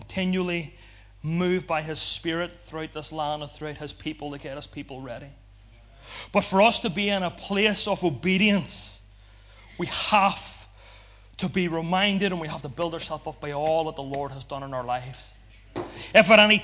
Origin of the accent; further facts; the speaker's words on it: Ulster, Northern Ireland, United Kingdom; because we're from Ulster